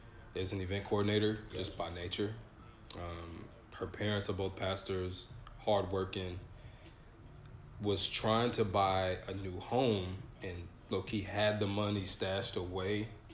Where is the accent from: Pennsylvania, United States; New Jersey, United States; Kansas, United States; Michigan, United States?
Michigan, United States; Grand Rapids; born there; Nope. So I was born in Grand Rapids, Michigan.